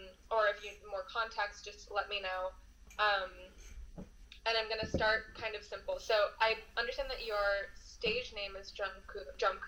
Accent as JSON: {"language": "English", "town": "New York City", "region": "New York", "country": "United States", "tie": "born or raised there", "said": "I grew up in New York City"}